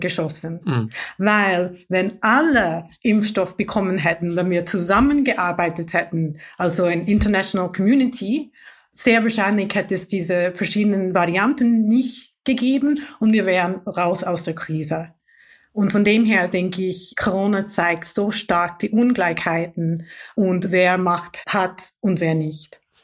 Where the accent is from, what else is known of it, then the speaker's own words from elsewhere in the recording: Mumbai, Maharashtra, India; German is a second language; moved away; Ich komme aus einer wohlhabenden Familie aus der Großstadt Mumbai